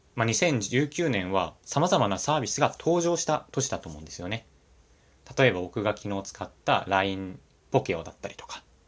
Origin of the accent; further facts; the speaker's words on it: Japan; 僕の地元っていうのが、まあ、東京から、まあ、どんぐらいだろうな。さん、よじゅっぷんはなれた、少し田舎みたいなところなんですけれども